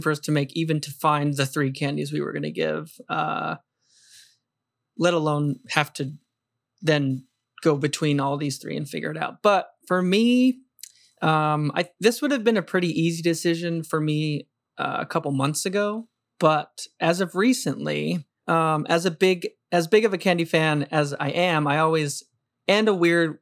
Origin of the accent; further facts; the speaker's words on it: New Mexico, United States; growing up in New Mexico